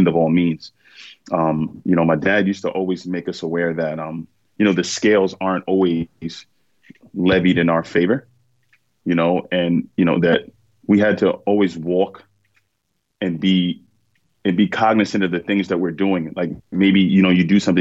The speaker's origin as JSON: {"language": "English", "town": "New York City", "region": "New York", "country": "United States", "tie": "born or raised there", "said": "I was born in Bronx, New York"}